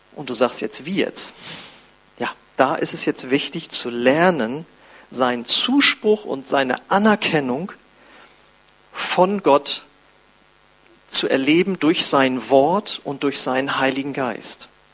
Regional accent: Germany; als ich wieder in Deutschland war

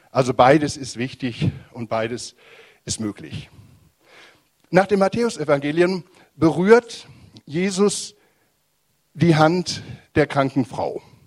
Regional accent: Germany; bei uns in Deutschland

